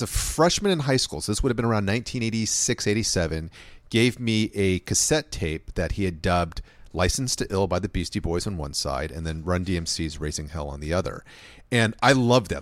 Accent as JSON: {"language": "English", "town": "Los Angeles", "region": "California", "country": "United States", "tie": "born or raised there", "said": "I grew up in, in LA of the 1980s"}